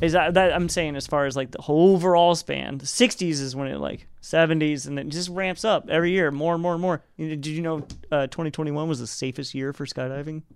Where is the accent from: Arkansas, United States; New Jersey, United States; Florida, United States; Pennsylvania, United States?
Arkansas, United States; moved away as an adult; now in California, United States; I grew up in Arkansas